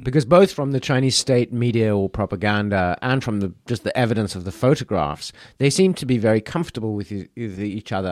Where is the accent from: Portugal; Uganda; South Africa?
South Africa; a South African citizen